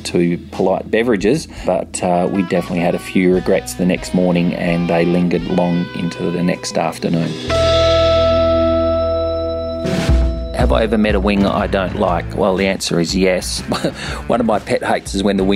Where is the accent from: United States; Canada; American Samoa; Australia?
Australia; Perth, Western Australia; moved away as an adult; also born or lived in London, United Kingdom; now in Sydney, Australia; where I grew up in Perth